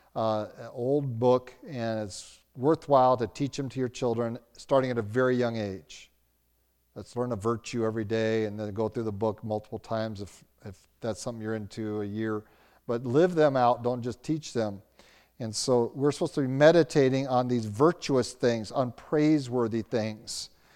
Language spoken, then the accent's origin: English; Roanoke, Virginia, United States; now in Albuquerque, United States; growing up in Roanoke, Virginia, as a teenager